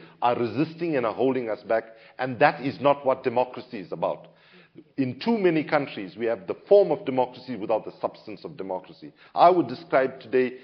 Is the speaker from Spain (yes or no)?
no; South Africa; as a South African